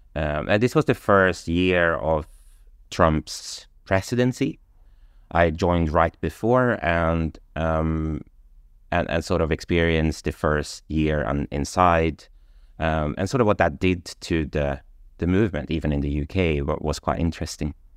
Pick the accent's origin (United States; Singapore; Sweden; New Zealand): Sweden; moved away as an adult; also born or lived in London; I come from Sweden